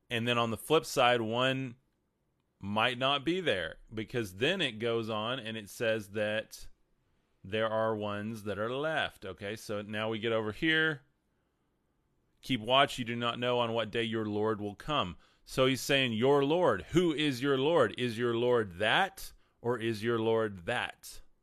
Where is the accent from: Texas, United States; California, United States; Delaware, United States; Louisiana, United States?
Texas, United States; West; I'm from West Texas